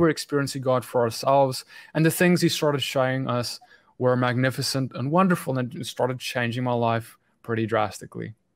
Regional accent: South Africa; moved away as an adult; I grew up in South Africa

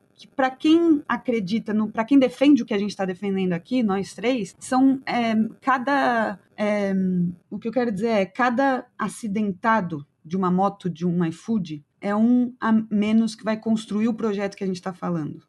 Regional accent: Brazil; eu como brasileira e me colocando como latino-americana

